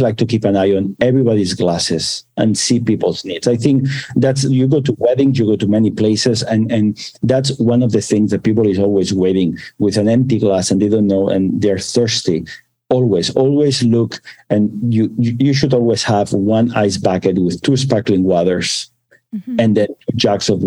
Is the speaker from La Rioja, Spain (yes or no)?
no; Barcelona, Catalonia, Spain; now in United States; I was born in Barcelona